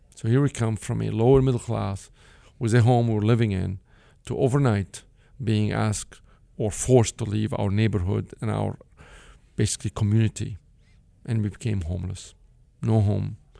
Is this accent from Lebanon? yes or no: yes; Beirut, Beirut Governorate, Lebanon; English is a second language; moved away; I grew up in Beirut, Lebanon, from a modest, uh, upbringing